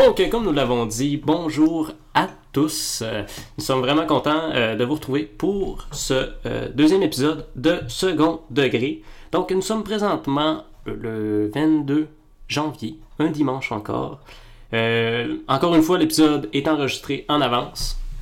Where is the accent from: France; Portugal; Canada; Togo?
Canada; Quebec; On est gêné d'être québécois